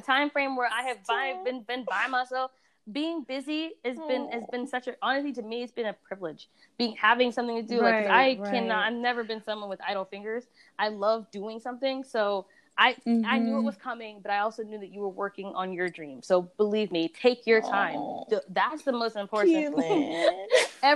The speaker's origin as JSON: {"language": "English", "country": "Sierra Leone", "said": "Yeah, I'm from Sierra Leone, but but I'm also Scandinavian."}